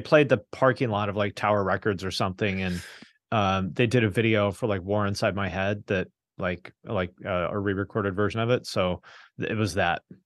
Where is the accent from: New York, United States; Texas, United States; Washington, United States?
Washington, United States; Seattle; moved away; also born or lived in Bellingham, Washington / Cincinnati; I grew up in the Seattle area